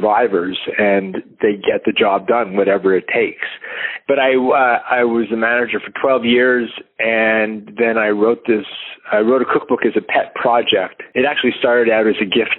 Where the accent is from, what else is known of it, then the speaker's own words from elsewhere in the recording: Canada; I am Canadian